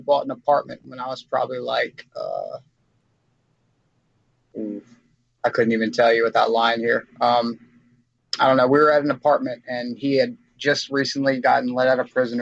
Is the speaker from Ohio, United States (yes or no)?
no; Baton Rouge, Louisiana, United States; I grew up in Baton Rouge, Louisiana, out here on them streets